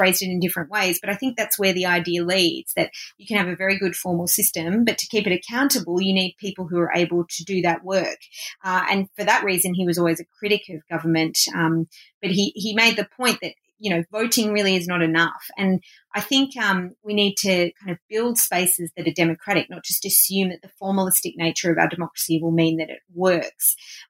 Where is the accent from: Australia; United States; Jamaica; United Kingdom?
Australia; I'm obviously Australian, so I've lived on Aboriginal land that was never ceded for most of my life.